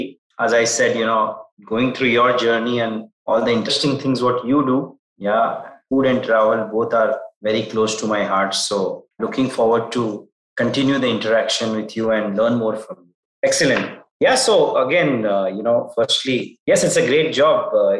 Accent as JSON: {"language": "English", "town": "Mumbai", "region": "Maharashtra", "country": "India", "also_born_or_lived": "Dubai / Nigeria / Turkey / Singapore", "said": "Yeah, so I am a Bombayite. So I'm Indian. I returned to India after probably 15 years in Middle East, Turkey, Africa, Southeast Asia, North Asia."}